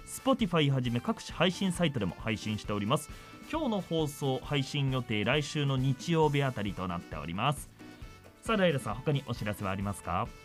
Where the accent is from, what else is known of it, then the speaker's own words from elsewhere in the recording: Nagoya, Aichi, Japan; 名古屋生まれ、名古屋育ち、シビシアナウンサー